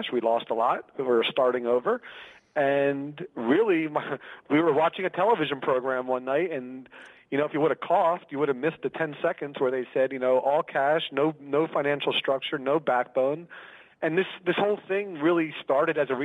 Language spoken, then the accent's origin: English; Philadelphia, Pennsylvania, United States; moved away as an adult; now in Los Angeles, United States; I live in Los Angeles now. I'm originally from Philadelphia, Pennsylvania.